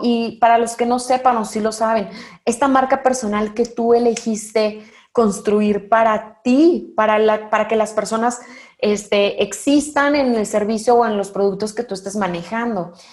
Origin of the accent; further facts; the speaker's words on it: Mexico; hablo al menos por el mexicano